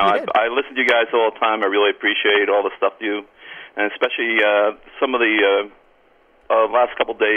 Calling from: Cranford, New Jersey, United States; Cranford, New Jersey.

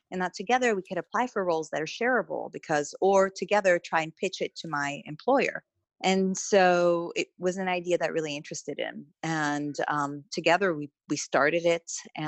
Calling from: London, United Kingdom; So I'm calling from London at the moment. We live in Southwest London.

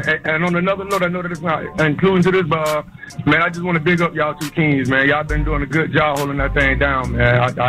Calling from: Palm Coast, Florida, United States; I'm calling from Florida, man. Palm Coast, Florida.

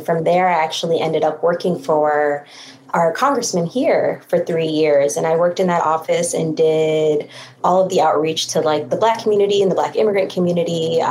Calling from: Minneapolis, Minnesota, United States; I'm calling in from Minneapolis, Minnesota, and I'm an organizer here

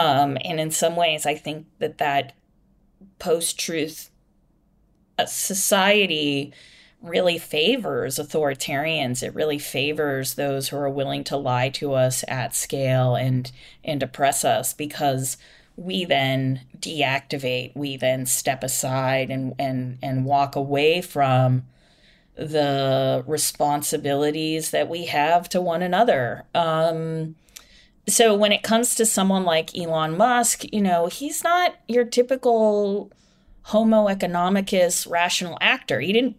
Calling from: Ireland; I'm calling you from Ireland right now.

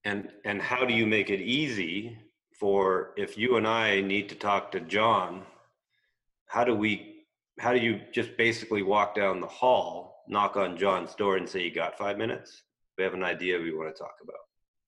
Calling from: British Columbia, Canada; Well, you're in Florida, I'm in British Columbia.

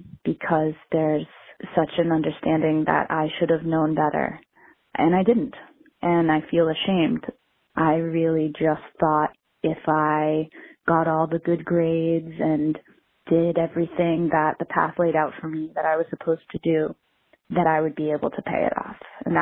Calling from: Washington, District of Columbia, United States; I'm calling from Washington, D.C.

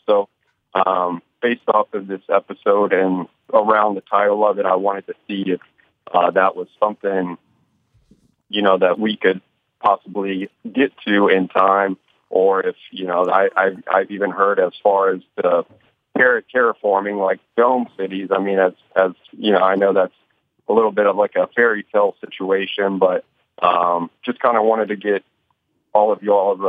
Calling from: Roanoke, Virginia, United States; I'm located in Southwest Virginia in a city called Roanoke.

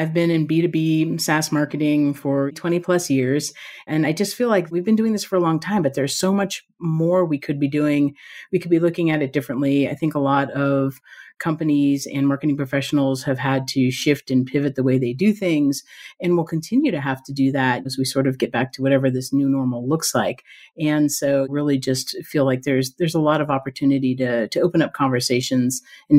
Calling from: Reno, Nevada, United States; Today, I'm calling from Reno, Nevada.

